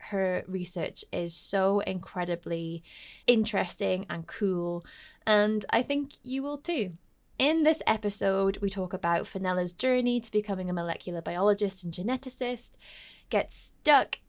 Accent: Scotland, United Kingdom; my home country, Scotland

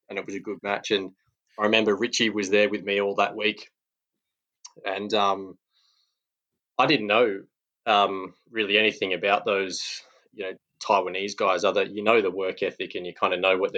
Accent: Perth, Western Australia, Australia; I played growing up in Perth

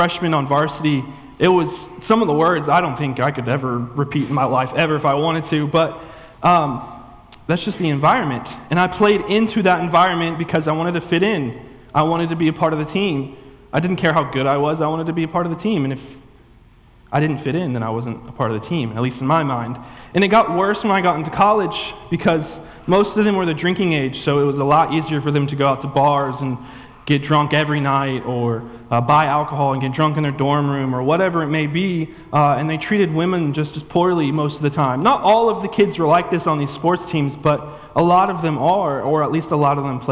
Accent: the Bible Belt, United States; also born or lived in Tiffin, Ohio; I grew up in a church my whole life, but that's kind of what we did down in the Bible Belt

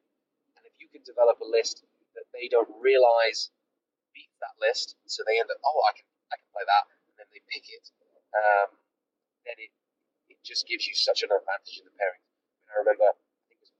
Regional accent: England, United Kingdom

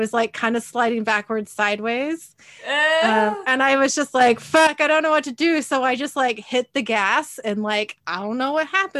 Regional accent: Kent, Washington, United States; also born or lived in Federal Way; I was living in the house I grew up in Kent.

